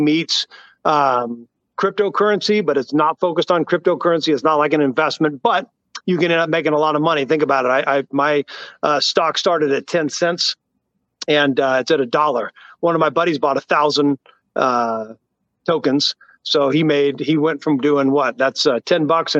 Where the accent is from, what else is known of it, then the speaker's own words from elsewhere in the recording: Tennessee, United States; I grew up in Tennessee.